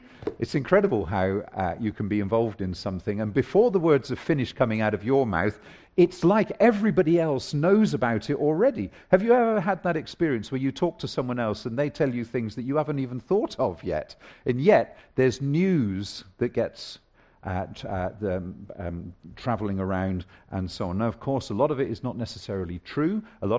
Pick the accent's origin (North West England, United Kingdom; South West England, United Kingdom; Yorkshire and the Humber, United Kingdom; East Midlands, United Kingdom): South West England, United Kingdom; In the small villages that I grew up in Somerset along the Polden Hills, there was three or four of them nestled at the bottom of the hills overlooking the Somerset Levels.